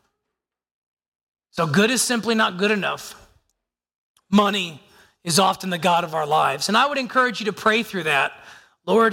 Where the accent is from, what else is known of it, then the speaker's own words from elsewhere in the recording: United States; I am physically here as an American